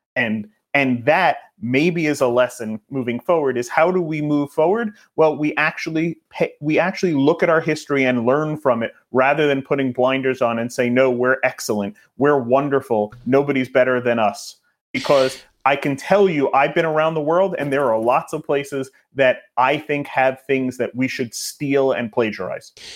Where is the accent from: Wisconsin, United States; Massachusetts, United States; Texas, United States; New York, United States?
New York, United States; I'm a New Yorker